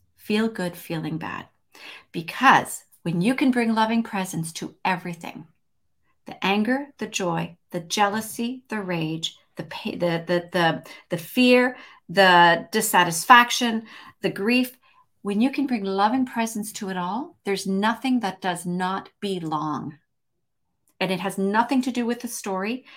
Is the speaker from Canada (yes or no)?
yes; Montreal, Quebec, Canada; also born or lived in Toronto, Canada / Vancouver area, British Columbia, Canada; now in British Columbia, Canada; from Montreal, lived in Toronto for thirty-two